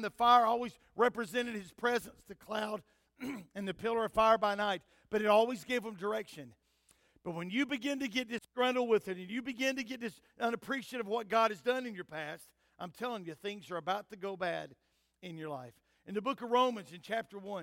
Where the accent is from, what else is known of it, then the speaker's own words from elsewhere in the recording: United States; as an American